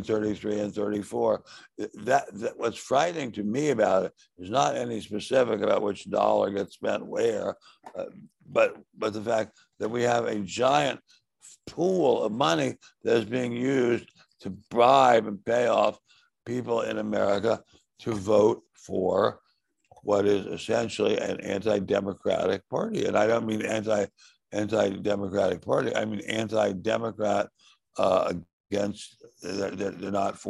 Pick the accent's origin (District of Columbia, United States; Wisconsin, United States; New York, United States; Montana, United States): District of Columbia, United States; Washington; I grew up in Washington.